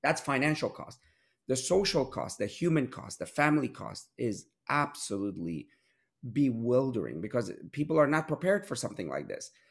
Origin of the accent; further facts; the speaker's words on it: Pittsburgh, Pennsylvania, United States; I grew up in Pittsburgh